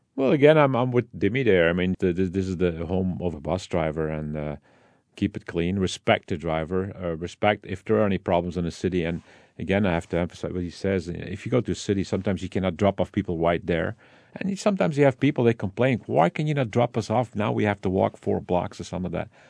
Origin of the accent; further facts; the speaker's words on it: Belgium; Dad Italian, full sight. My mom, full Belgian. Born and raised in Belgium.